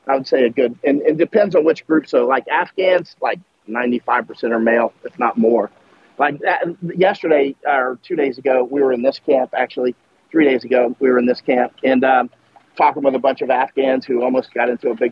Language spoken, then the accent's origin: English; United States; moved away as an adult; also born or lived in Germany / Poland; I'm American, grew up in the United States.